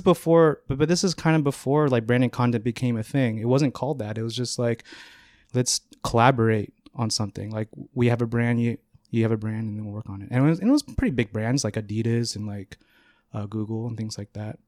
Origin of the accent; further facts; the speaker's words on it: Northern California, United States; moved away as an adult; now in New York, United States; I grew up in Northern California, about 30 minutes north of San Francisco and then moved here about moved to New York about eight years ago